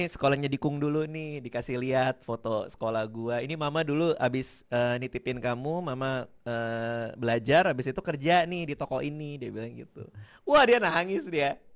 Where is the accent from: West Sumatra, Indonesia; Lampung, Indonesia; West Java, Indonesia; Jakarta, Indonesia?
Jakarta, Indonesia; Gue gue lumayan tumbuh di Jakarta juga dulu